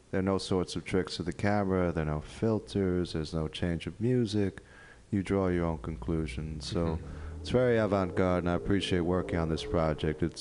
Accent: New York, United States; I, I grew up in New York, so I'm used

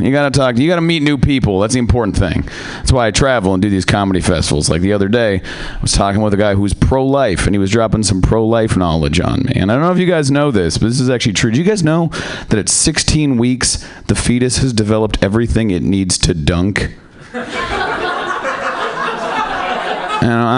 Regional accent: Seattle, Washington, United States; I am from Seattle

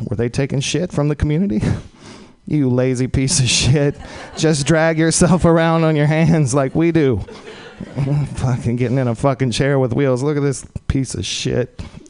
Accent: Texas, United States; I'm from Texas originally.

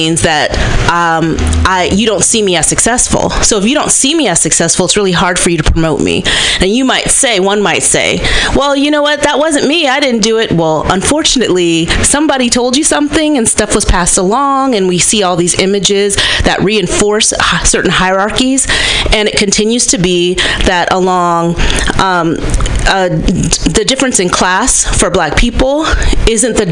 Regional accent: Berkeley, California, United States; A Gen X black woman, born and raised in Berkeley, California.

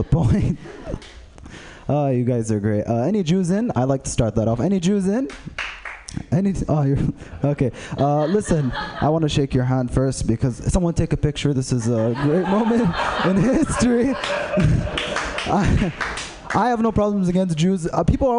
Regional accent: Saudi Arabia; I am from Saudi Arabia

